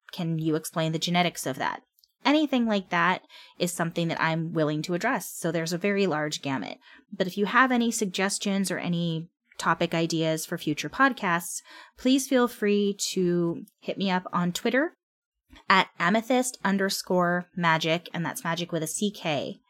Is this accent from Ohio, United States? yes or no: no; California, United States; I'm from California. I've lived here all my life